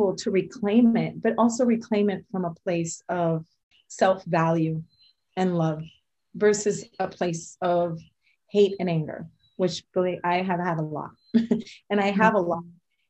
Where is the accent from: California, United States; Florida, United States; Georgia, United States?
Florida, United States; Tampa; as someone who grew up in the US, I grew up in Tampa, and I had that experience of returning home and then leaving again and returning home, I learned really well to assimilate.